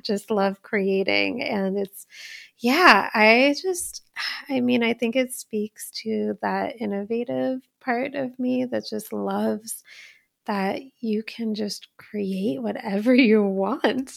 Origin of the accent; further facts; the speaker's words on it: Poughkeepsie, New York, United States; my family actually had a business when I was little. I was, like, ten years old, and in Poughkeepsie, New York, we had a Indian grocery store called Health Nut